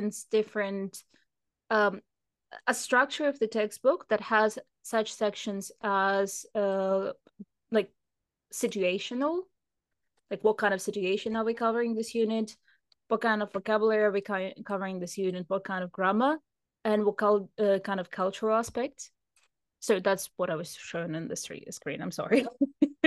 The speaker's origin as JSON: {"language": "English", "country": "United Kingdom", "said": "I'm British"}